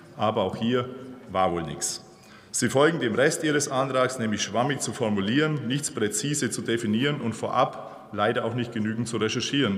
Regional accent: Bavaria, Germany; ich komme aus Bayern.

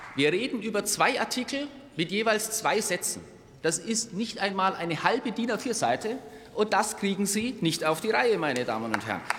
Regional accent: Germany; als Deutsche

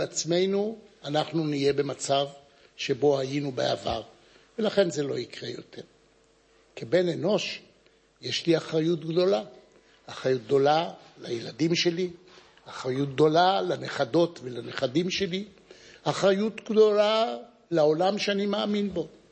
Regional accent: Jerusalem, Jerusalem District, Israel; אני נולדתי בירושלים, למשפחה שהגיעה לירושלים ב-1809, מווילנה

